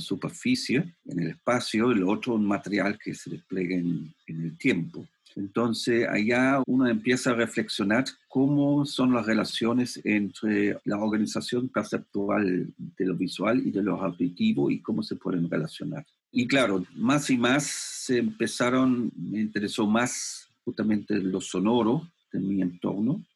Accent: Germany; Spanish is a second language; moved away as an adult; also born or lived in Spain; now in Santiago, Chile; yo soy alemán y he estudiado en Alemania arte

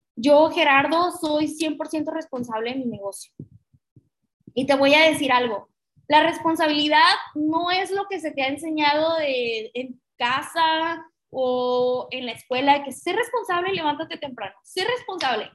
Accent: Mexico; somos una sociedad latina, que somos una sociedad mexicana

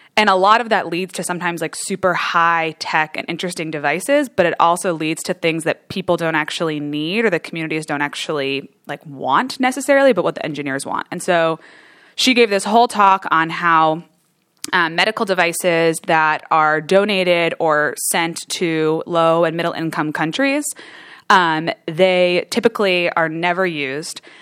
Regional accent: New Jersey, United States; moved away as an adult; also born or lived in Michigan; I'm from New Jersey originally, so East Coast girl

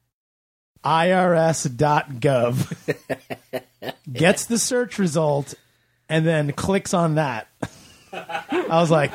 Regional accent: Long Island, New York, United States; moved away as an adult; now in Los Angeles, United States; I grew up on Long Island

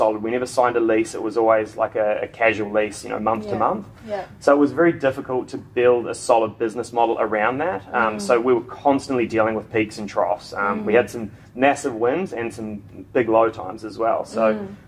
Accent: Queenstown, Otago, New Zealand; moved away as an adult; also born or lived in Gold Coast, Australia; now in Australia; I'm from Queenstown in New Zealand, and I left high school and got an apprenticeship

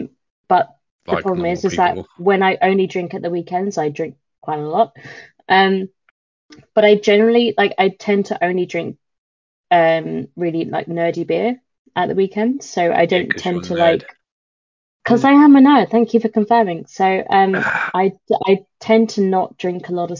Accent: England, United Kingdom

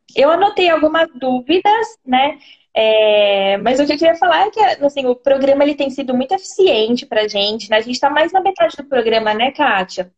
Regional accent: São Paulo, Brazil; moved away as an adult; also born or lived in Jundiaí; now in Sorocaba, Brazil; Eu sou de São Paulo, estava em Jundiaí, aí eu me mudei para Sorocaba

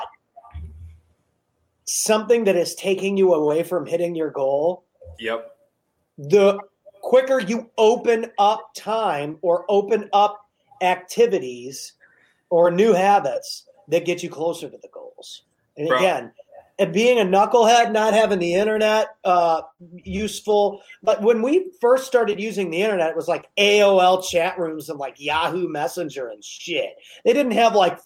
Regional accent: United States; I'm American

